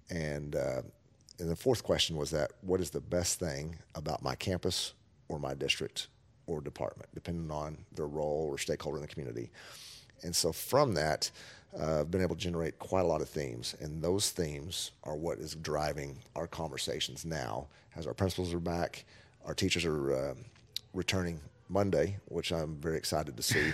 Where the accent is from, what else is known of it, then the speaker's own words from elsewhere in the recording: Amarillo, Texas, United States; now in Kerrville, United States; my hometown from where I grew up in Amarillo, Texas